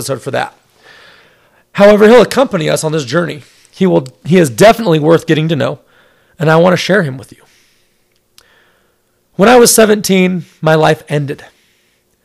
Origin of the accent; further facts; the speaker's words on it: Salt Lake City, Utah, United States; I grew up in Salt Lake City, Utah, surrounded by my loving family and incredibly supportive friends